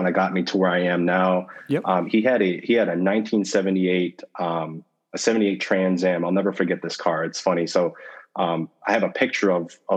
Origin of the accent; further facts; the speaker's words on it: Detroit, Michigan, United States; I grew up growing up in the Metro Detroit, Michigan area.